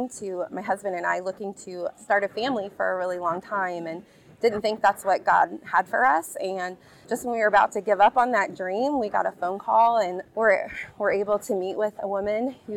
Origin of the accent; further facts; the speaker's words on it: Kokomo, Indiana, United States; I grew up right here in Kokomo, Indiana